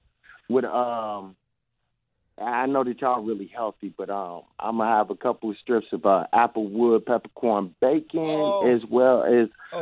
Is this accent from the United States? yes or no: yes; Detroit, Michigan, United States; now in New Jersey, United States; I live in Jersey, but I'm originally from Detroit